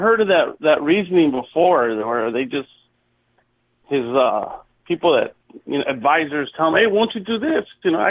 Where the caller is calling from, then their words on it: California, United States; from the city of, from California.